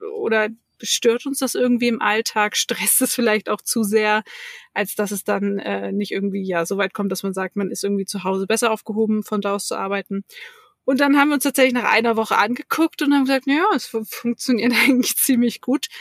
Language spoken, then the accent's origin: German; Hamburg, Germany; moved away; ich komme aus Hamburg